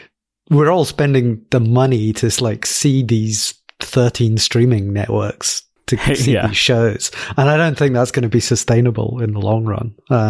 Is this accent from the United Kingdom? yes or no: yes; Glasgow, Scotland, United Kingdom; So, I'm from Glasgow in Scotland. My accent sounds a bit in the middle between Scotland and England because my mum grew up in the south of England. So I kind of like sound English in Scotlan